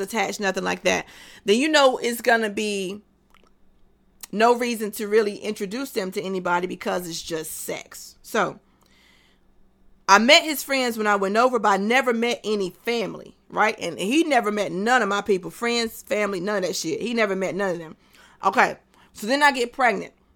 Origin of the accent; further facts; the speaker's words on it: North Carolina, United States; also born or lived in Texas / Tennessee; I'm from North Carolina.